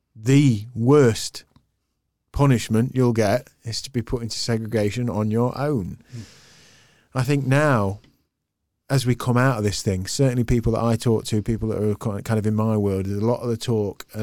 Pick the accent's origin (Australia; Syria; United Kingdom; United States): United Kingdom; England; we sometimes as English, I know